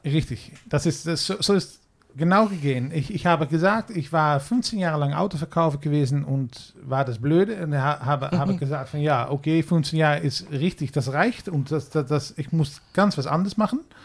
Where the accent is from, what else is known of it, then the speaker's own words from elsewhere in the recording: Netherlands; German is a second language; wir haben in Holland